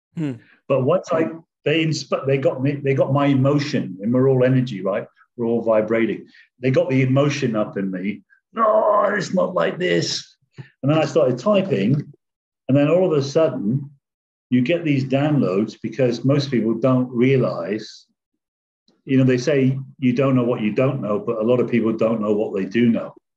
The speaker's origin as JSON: {"language": "English", "region": "England", "country": "United Kingdom", "tie": "born or raised there", "moved": "yes", "said": "I came from England originally, and I came from what they call a working class background in an area where my parents lived in government housing"}